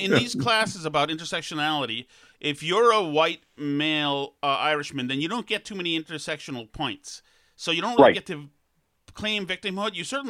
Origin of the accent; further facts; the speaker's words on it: Winchester, Massachusetts, United States; I grew up in Winchester, the Winchester Sachems, near Saugus.